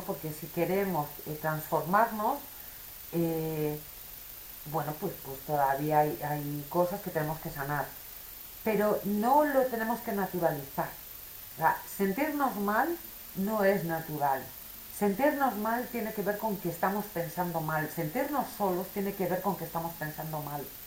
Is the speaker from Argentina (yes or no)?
no; Spain; soy española